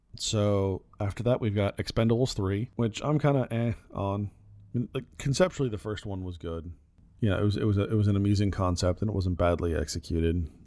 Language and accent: English; Phoenix, Arizona, United States; growing up in Phoenix